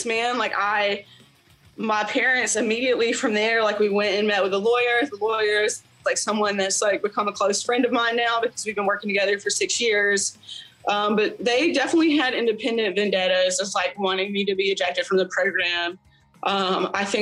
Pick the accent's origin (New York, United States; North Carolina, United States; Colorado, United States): North Carolina, United States; I'd gone to another city in North Carolina, Greensboro, which is like 3 or 4 hours away from my hometown